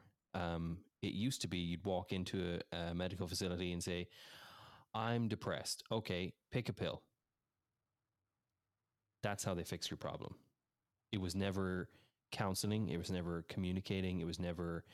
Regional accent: Ireland; moved away as an adult; also born or lived in England / United States; now in Washington, United States; I grew up in Ireland. I was born in England. We moved when I was 3 years of age over to Ireland, and I was raised there

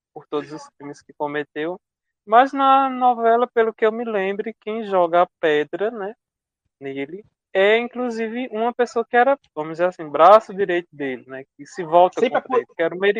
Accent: Picuí, Paraíba, Brazil; Eu sou aqui de uma cidade do interior da Paraíba, Picuí, que tem 18 mil habitantes

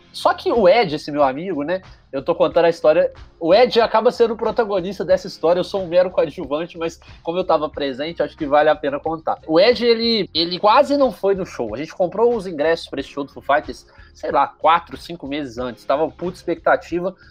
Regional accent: Juiz de Fora, Minas Gerais, Brazil; eu sou de Juiz de Fora

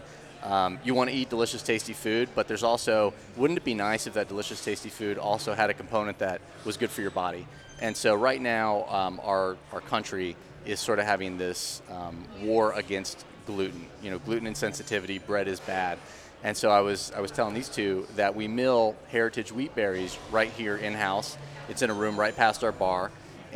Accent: Dayton, Ohio, United States; moved away as an adult; now in Charlotte, United States; I'm from Dayton, Ohio

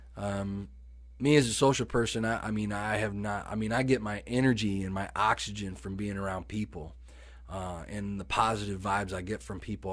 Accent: Sterling, Illinois, United States; moved away; Sterling, my hometown

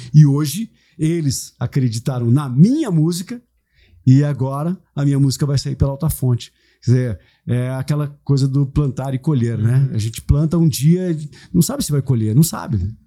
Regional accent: Brazil; sou brasileiro

